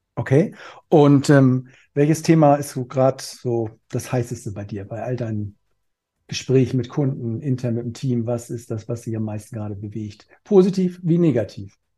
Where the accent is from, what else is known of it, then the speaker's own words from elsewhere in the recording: Cologne, North Rhine-Westphalia, Germany; ich komme hier aus Köln